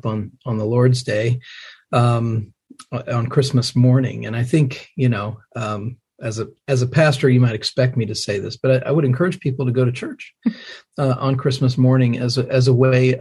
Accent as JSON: {"language": "English", "region": "Indiana", "country": "United States", "tie": "born or raised there", "moved": "yes", "lives_now": "Franklin, United States", "said": "raised in the Midwest. I'm an Indiana boy"}